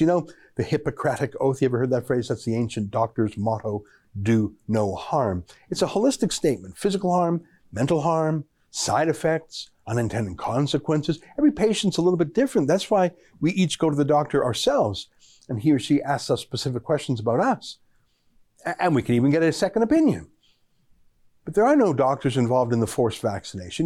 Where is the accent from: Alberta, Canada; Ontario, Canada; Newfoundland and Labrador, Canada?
Alberta, Canada; I grew up in Alberta, so Saskatchewan is quite familiar to me.